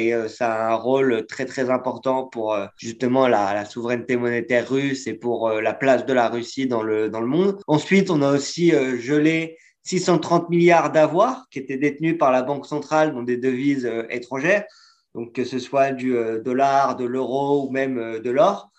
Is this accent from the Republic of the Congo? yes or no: no; France; en tant que Français